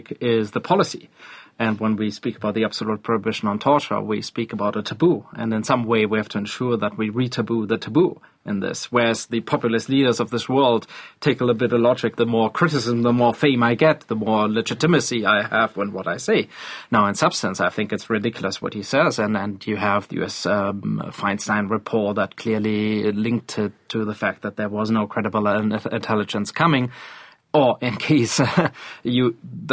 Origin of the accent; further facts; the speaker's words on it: Germany; I come from Germany